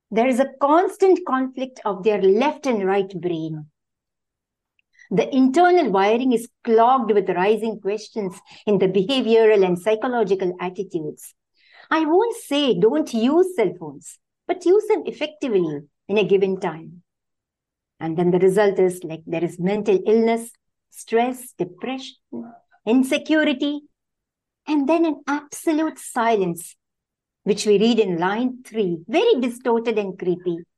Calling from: South India, India; I'm joining from India, the South India.

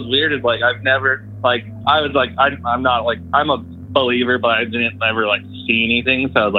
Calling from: Utah, United States; from Central Utah.

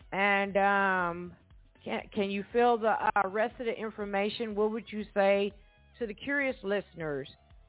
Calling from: Evansville, Indiana, United States; I am calling from Evansville, Indiana.

